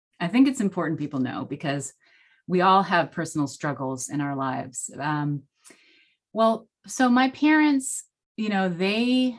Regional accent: United States; first language Spanish; English is a second language; I was born in the US.

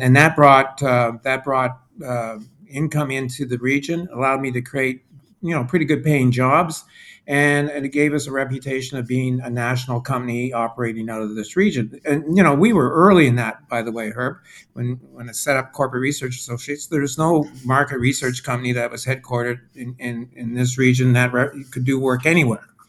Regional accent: Quebec, Canada; moved away as an adult; now in Atlantic Canada; I was brought up and educated in Quebec.

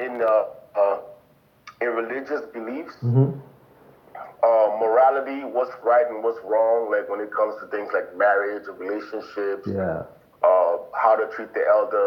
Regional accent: Sierra Leone; moved away as an adult; also born or lived in United States / Canada; now in Europe; of course I'm from Sierra Leone, born and raised

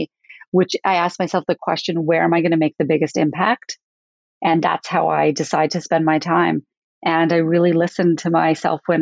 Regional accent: Calgary, Alberta, Canada; I loved growing up in Calgary

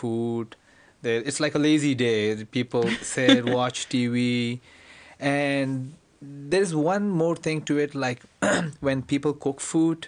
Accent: Pakistan; now in United States; I'm from Pakistan.

